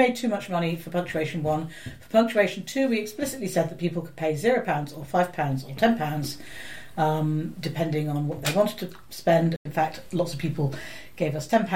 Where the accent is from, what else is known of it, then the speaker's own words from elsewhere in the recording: United Kingdom; I'm British